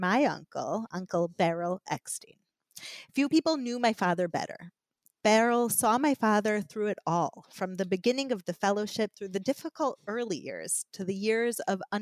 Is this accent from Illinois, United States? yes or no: yes; Chicago, Illinois, United States; now in Israel; I was born in Chicago